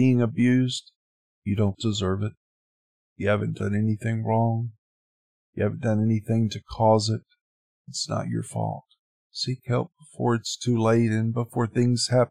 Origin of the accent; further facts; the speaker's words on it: Sylacauga, Alabama, United States; moved away; also born or lived in Jacksonville, Florida / Panama City, Florida; That was my hometown and where my grandparents and most of my other family still lived at that time.